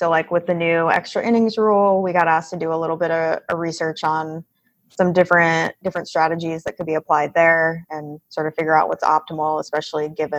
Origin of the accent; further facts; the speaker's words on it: Pacific Northwest, United States; Prior to that, I grew up in the Pacific Northwest, kind of all over out there.